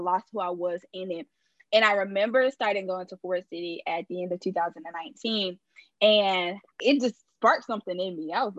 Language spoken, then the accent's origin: English; Colombia; I'm from Colombia. Born and raised here.